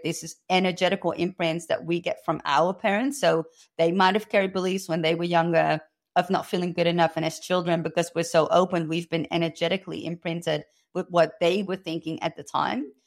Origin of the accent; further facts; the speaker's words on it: Amsterdam, North Holland, Netherlands; moved away as an adult; now in Australia; I was born and raised in Amsterdam